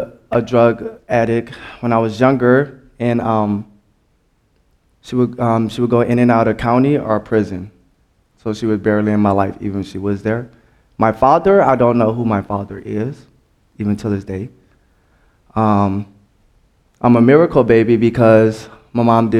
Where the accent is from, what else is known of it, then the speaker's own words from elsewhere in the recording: New Orleans, Louisiana, United States; I'm from New Orleans